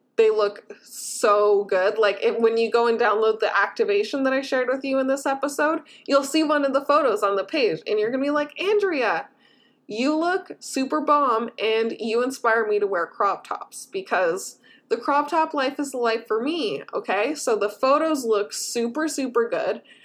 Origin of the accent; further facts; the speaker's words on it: Canada; I as a Canadian